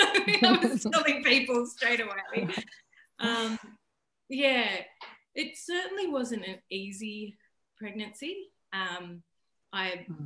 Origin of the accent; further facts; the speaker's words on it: Taree, New South Wales, Australia; also born or lived in Port Macquarie; I grew up in Taree.